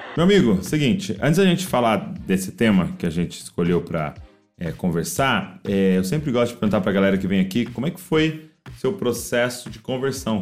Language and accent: Portuguese; Brazil; nós, como brasileiros